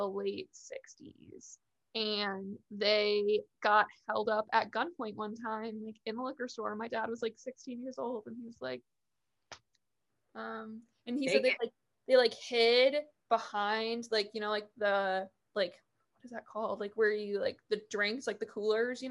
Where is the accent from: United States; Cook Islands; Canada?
United States; Michigan; accent: Michigan; I'm from Michigan